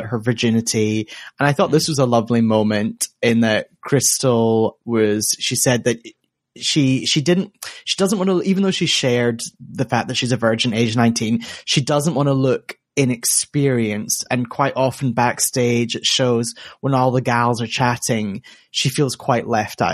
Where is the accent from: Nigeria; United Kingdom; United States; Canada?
United Kingdom; I'm speaking as a British person with a boring monosyllabic white name